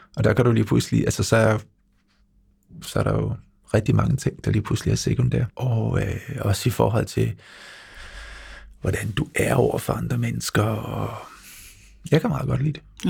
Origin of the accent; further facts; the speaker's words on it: Lolland, Zealand, Denmark; Jeg står på en fodboldbane nede på Lolland, hvor jeg er vokset op